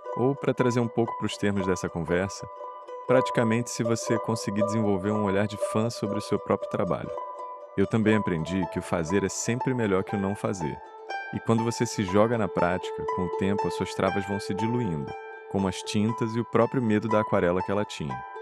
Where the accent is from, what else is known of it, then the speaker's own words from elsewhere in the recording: Rio de Janeiro, Brazil; eu sou carioca também